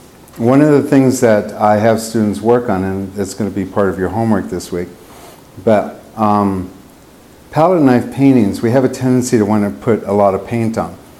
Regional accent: United States; moved away; I grew up in Lake Tahoe

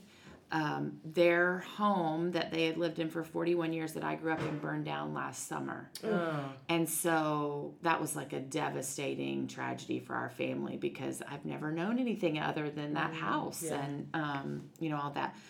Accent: Marietta, Georgia, United States; also born or lived in Nashville, Tennessee; I grew up in Marietta, Georgia

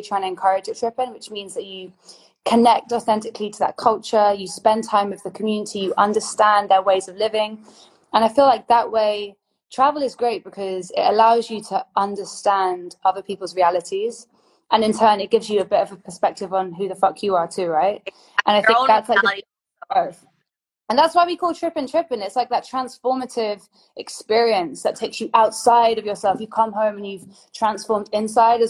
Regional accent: Oxford, South East England, United Kingdom; now in London, United Kingdom; I grew up in Oxford, but it's like almost like a mini London. And then moving to London

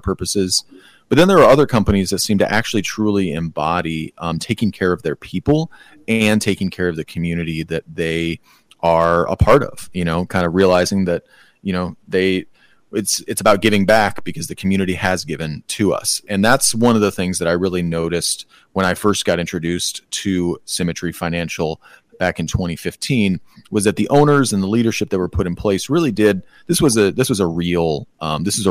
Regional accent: Michigan, United States; My home state of Michigan

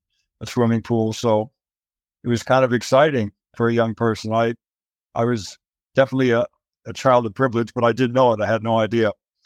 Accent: Los Angeles, California, United States; We moved from Van Nuys to Sherman Oaks.

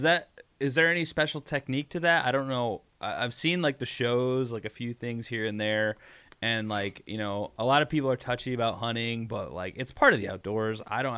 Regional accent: Ohio, United States; I'm from Ohio.

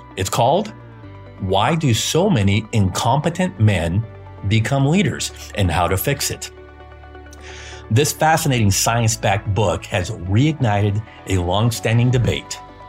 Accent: Brazil

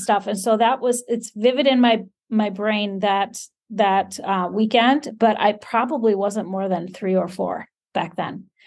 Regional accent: Iceland; This is living in Iceland, born and raised in Iceland, living in Iceland

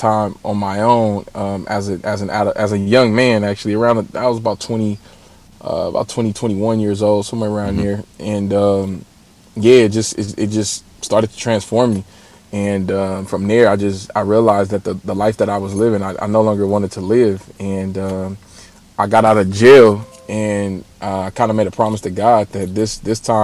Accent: Los Angeles, California, United States; I'm actually from South Central Los Angeles, born and raised

